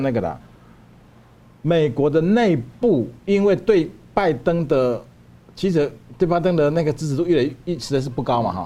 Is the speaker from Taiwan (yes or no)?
yes; Taiwan; 我们台湾